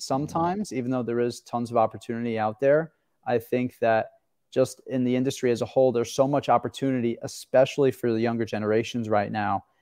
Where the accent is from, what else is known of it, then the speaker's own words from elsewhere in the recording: Long Island, New York, United States; I grew up on Long Island